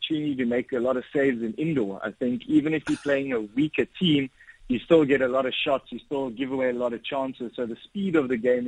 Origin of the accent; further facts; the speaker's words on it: South Africa; we're playing in our home country, Pretoria